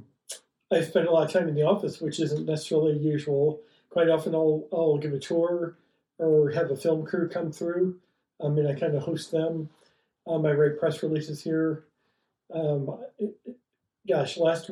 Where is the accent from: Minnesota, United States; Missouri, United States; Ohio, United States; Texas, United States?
Ohio, United States; moved away as an adult; also born or lived in Florida; now in Flagstaff, United States; I grew up in Ohio